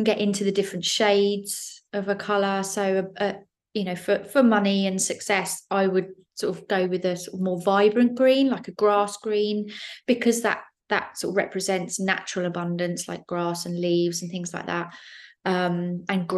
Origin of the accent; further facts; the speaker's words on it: Isle of Wight, South East England, United Kingdom; moved away; I grew up on the Isle of Wight